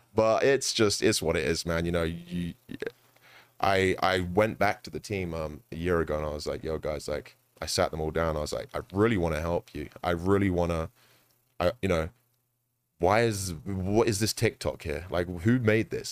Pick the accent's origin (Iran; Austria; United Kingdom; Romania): United Kingdom; London; now in United States; I'm from London